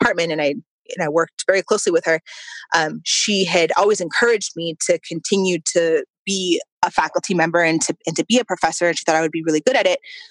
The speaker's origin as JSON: {"language": "English", "country": "United States", "tie": "born or raised there", "said": "I'm a first-generation Mexican-American. My mother was born in Mexico, and I was born here."}